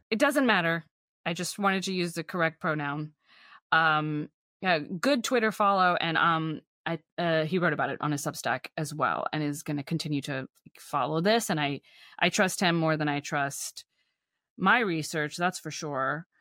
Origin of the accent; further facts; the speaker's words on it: Texas, United States; moved away; my hometown is, like, nothing like it was